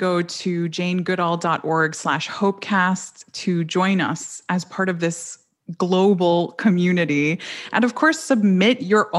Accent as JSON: {"language": "English", "country": "Colombia", "moved": "yes", "said": "my home country of Colombia"}